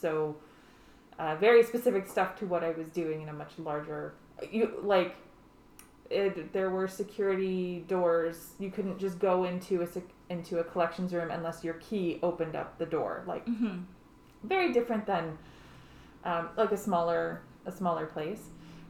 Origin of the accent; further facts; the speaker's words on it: Saskatchewan, Canada; moved away; I grew up in Saskatchewan